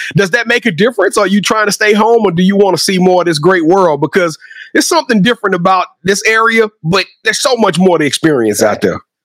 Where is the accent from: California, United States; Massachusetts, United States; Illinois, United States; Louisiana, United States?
Louisiana, United States; I'm from Louisiana